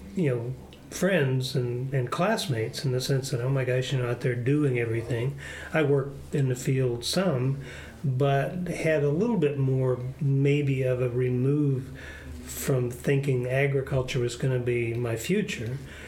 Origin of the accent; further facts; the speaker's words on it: Lenox, Iowa, United States; Well, I grew up in Adams County. I went to high school in Lenox, Iowa, down in southwest Iowa.